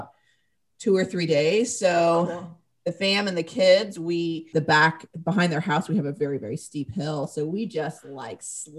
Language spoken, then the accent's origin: English; the South, United States; Like growing up in the South, like if it snowed, it was like, socks